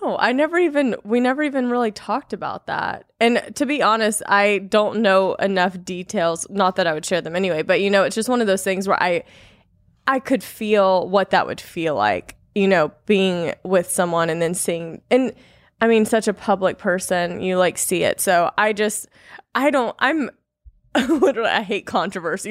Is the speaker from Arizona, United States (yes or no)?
no; Louisiana, United States; moved away; I'm from Louisiana originally